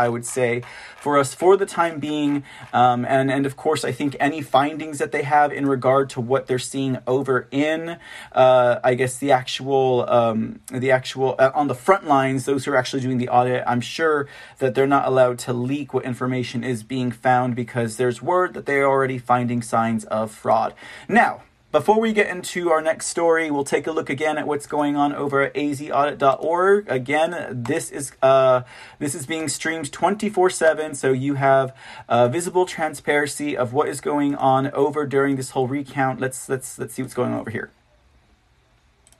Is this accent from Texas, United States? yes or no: yes; San Antonio, Texas, United States; I am from San Antonio, Texas